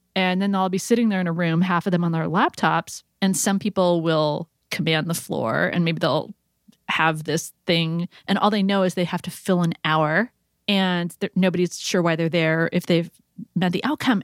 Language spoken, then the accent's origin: English; California, United States; as a Californian